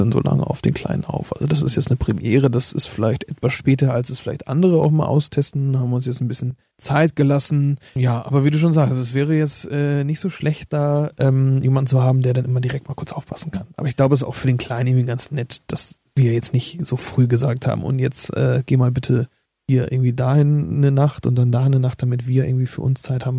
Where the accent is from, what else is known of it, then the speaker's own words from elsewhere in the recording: Northern Germany, Germany; die Nordtermine in der Nähe von meiner Heimat